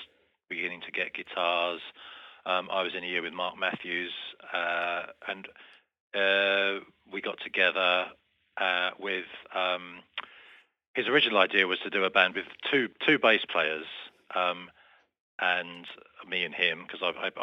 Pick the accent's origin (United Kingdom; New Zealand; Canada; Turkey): United Kingdom; Medway Towns, South East England; we came from the Medway Towns